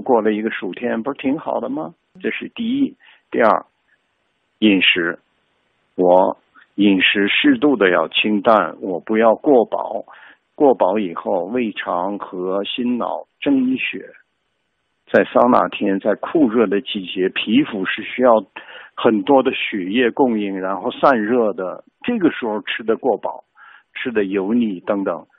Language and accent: Chinese; China; 我中国人